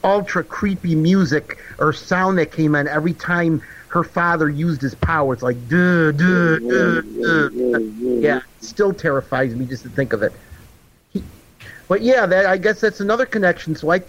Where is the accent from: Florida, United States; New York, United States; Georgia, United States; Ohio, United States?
New York, United States; Buffalo; My hometown of Buffalo is located in Erie County, New York.